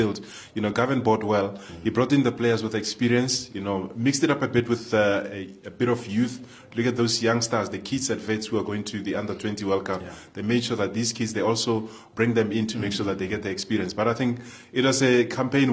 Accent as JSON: {"language": "English", "town": "Pretoria", "region": "Gauteng", "country": "South Africa", "said": "I'm from Pretoria"}